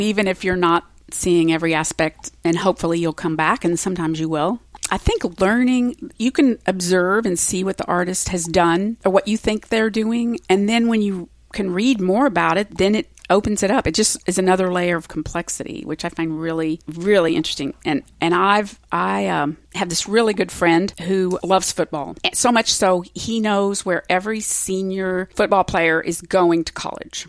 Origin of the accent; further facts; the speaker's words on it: Springfield, Missouri, United States; moved away; I was raised in Springfield, Missouri